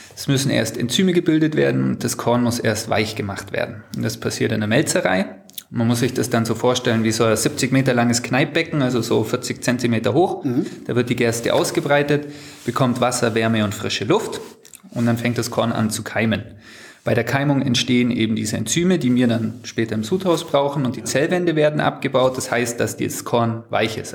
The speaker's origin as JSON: {"language": "German", "town": "Sonthofen", "region": "Bavaria", "country": "Germany", "tie": "born or raised there", "said": "Wir sind in der Brauerei aufgewachsen, wir haben hier gespielt schon immer"}